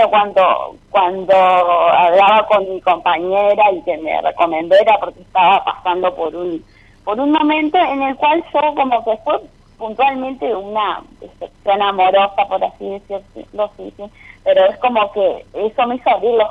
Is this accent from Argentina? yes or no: yes; Rosario del Tala, Entre Ríos, Argentina; now in Rosario, Argentina; Eh, soy de Rosario del Tala, de Entre Ríos, pero ahora estoy en Rosario, Santa Fe, estoy viviendo acá.